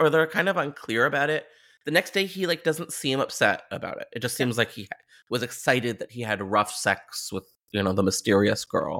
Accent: Ontario, Canada; Something I want to bring up as a Canadian diva is this movie, it just reeks of Southern Ontario Gothic.

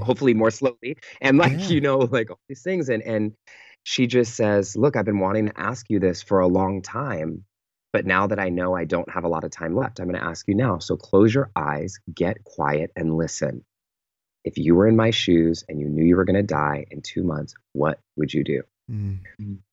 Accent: Pittsburg, California, United States; moved away; I fly home to the Bay Area to my hometown um, called Pittsburgh, California

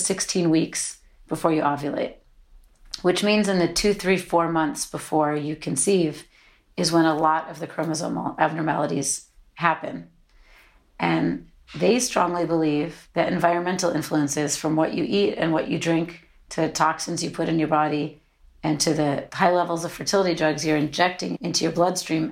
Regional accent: United States; also born or lived in London; We're both American, but we were living in London

